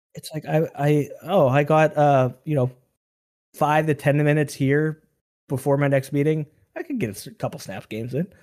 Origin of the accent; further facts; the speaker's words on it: Western Pennsylvania, United States; we're from Western Pennsylvania